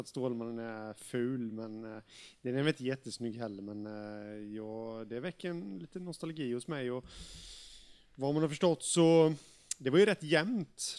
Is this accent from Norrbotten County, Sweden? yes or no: no; Jönköping, Jönköping County, Sweden; HV71 i min hemstad